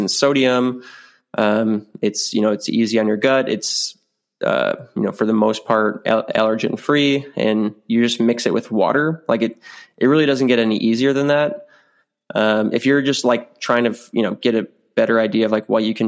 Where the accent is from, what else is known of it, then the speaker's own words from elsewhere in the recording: South Dakota, United States; my hometown, my home state of South Dakota.